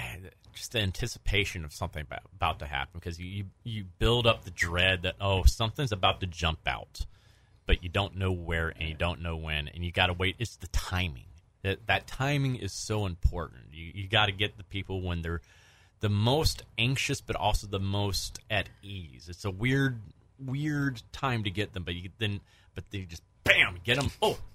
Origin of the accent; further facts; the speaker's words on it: Southern United States, United States; I'm from the South, so I know exactly what you're talking about with ham-boning.